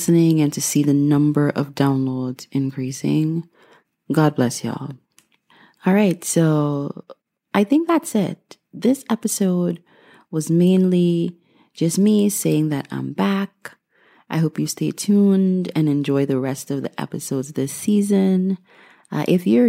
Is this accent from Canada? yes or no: no; Guyana; moved away; I was born and raised in Guyana, South America